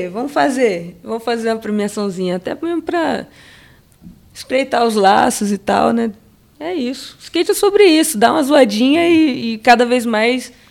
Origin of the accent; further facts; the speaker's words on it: Salvador, Bahia, Brazil; born there; also born or lived in Santos / Itanhaém / Campinas / Macaé; now in São Paulo, Brazil; Nasci em Salvador, depois fui parar em Santos, depois Itanhaém, depois Campinas, aí depois sim Macaé. E aí eu fiquei em Macaé por um bom tempo.